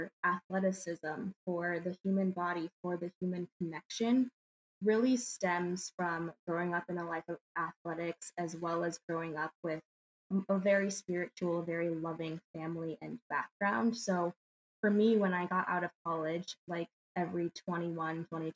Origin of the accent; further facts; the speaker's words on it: Valencia, California, United States; moved away as an adult; also born or lived in Palmdale, California / Michigan; I was born and raised in California, born in Palmdale, and then lived in Valencia.